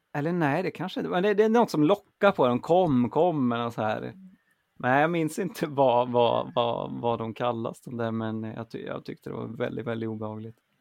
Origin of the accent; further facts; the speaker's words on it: Grums, Värmland, Sweden; moved away; i Värmland där jag växte upp